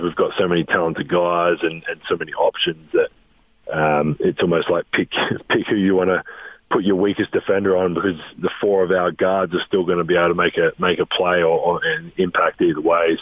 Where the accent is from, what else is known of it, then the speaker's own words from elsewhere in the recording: Adelaide, South Australia, Australia; moved away as an adult; also born or lived in Europe; now in Salt Lake City, United States; Adelaide, my hometown